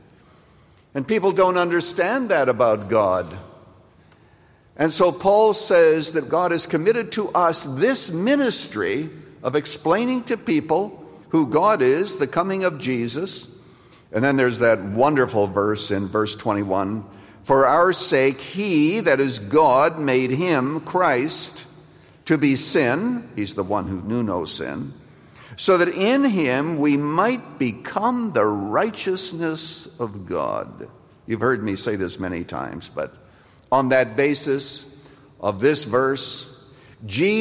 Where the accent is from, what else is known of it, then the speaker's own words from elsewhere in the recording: United States; an American